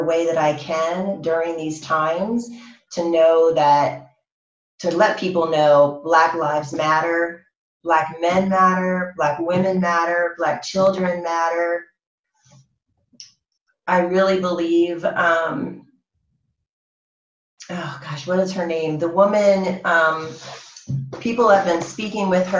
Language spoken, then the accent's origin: English; Cambridge, Maryland, United States; my childhood growing up in Cambridge, Maryland, small town